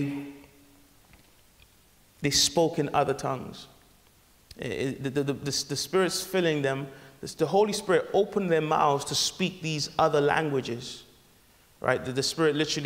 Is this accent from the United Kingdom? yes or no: no; Nigeria; I'm Nigerian